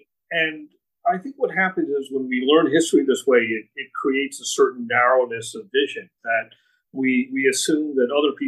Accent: New Jersey, United States; I grew up in New Jersey, and I went to just a regular city high school, pretty good high school, actually.

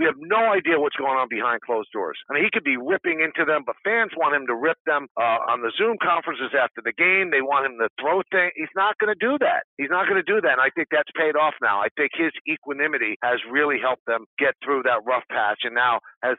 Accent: New York City, New York, United States; I come from the Bronx

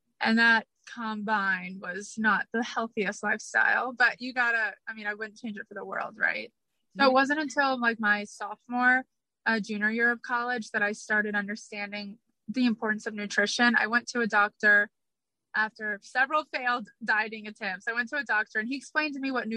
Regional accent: Atlanta, Georgia, United States; I grew up in Atlanta, Georgia

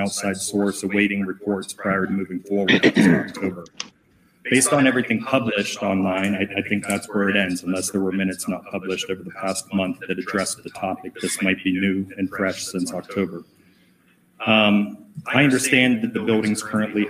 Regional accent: Poland, Ohio, United States; I grew up in Poland. I've only moved within four blocks of Poland

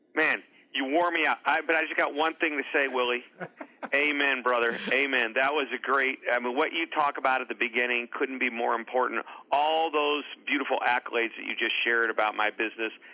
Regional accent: St. Louis, Missouri, United States; I'm from a suburb just outside of St. Louis

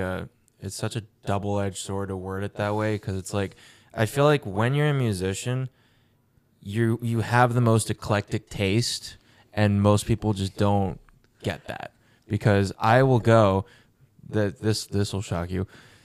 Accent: Georgia, United States; Again, I'm from Georgia, so the classic rock stations played the same goddamn song, and it was their worst song.

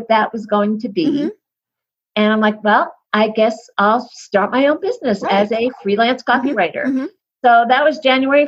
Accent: New York, United States; now in Colorado, United States; I'm in Colorado, but I'm originally from New York

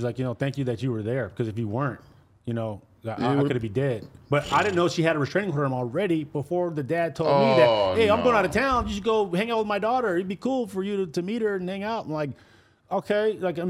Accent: Salinas, California, United States; I grew up in Salinas

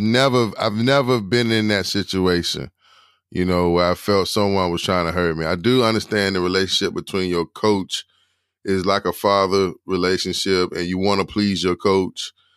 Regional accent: Durham, North Carolina, United States; I'm from Durham

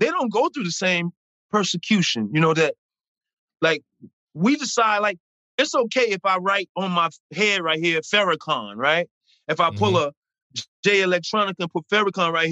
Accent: Chicago, Illinois, United States; I grew up in the hood. I'm from Chicago

